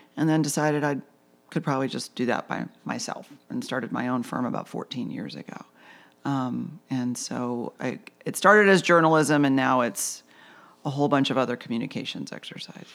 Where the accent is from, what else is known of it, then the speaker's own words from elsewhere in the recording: Lapeer, Michigan, United States; moved away as an adult; also born or lived in New York; now in Charleston, United States; I grew up in Lapeer, Michigan, the land of hunting, fishing, and farming